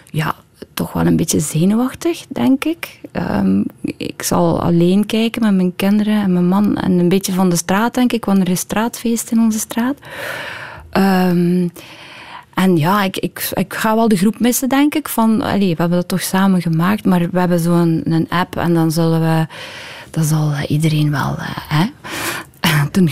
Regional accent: West Flanders, Belgium; Ik ben een pleaser, ik ben een meisje uit West-Vlaanderen.

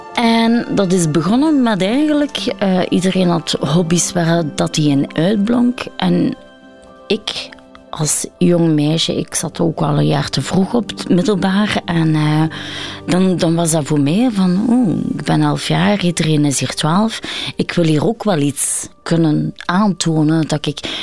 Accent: Belgium; also born or lived in India; Ik behoor bij de eerste generatie eigenlijk geadopteerde mensen binnen België. En dan zit het toch wel van, oh ja, ik ben de enige donkere in de klas.

